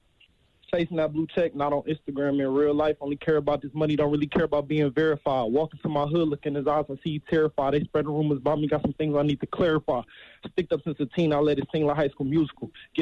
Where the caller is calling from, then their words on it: Detroit, Michigan, United States; I'm 20 off from Detroit.